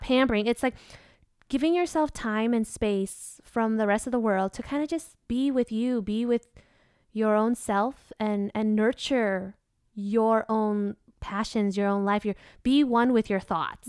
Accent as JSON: {"language": "English", "country": "Vietnam", "accent": "country twang of Vietnam (southern)", "said": "my accent, if we have any Vietnamese listeners, they'll recognize that I have what's called, uh, the country twang of Vietnam"}